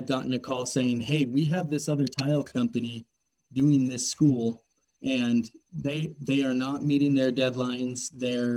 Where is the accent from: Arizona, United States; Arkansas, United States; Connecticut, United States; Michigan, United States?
Arizona, United States; Tucson; I'm from Tucson, Arizona. I grew up there